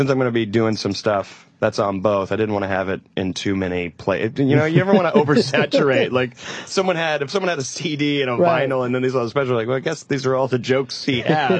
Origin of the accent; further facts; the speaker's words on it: Greenville, South Carolina, United States; moved away; I'm from South Carolina, Greenville